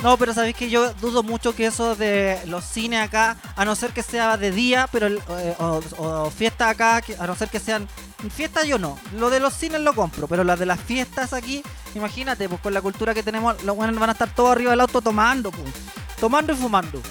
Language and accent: Spanish; Chile; como somos los chilenos